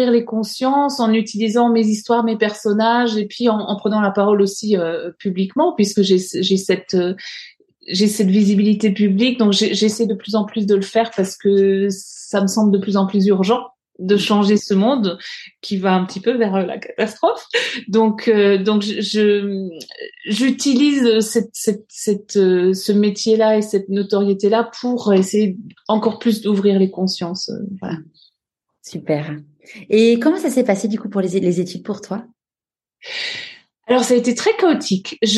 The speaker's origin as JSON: {"language": "French", "area": "Alsace, Bruche valley", "region": "Grand Est", "country": "France", "tie": "born or raised there", "said": "j'ai grandi euh, en Alsace, dans, dans, une petite vallée qui s'appelle la vallée de la Bruche, euh, qui est une vallée très euh, très nature, pleine de forêts. Et, et j'ai grandi, j'ai toujours grandi à la campagne, donc pas très loin de, de, d'une forêt justement, et dans un village."}